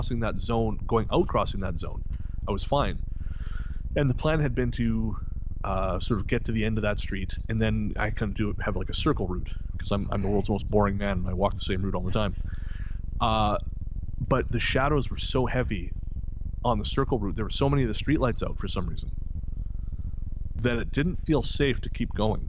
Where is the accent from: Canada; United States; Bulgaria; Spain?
Canada; Revelstoke, British Columbia; Revelstoke, B.C., my hometown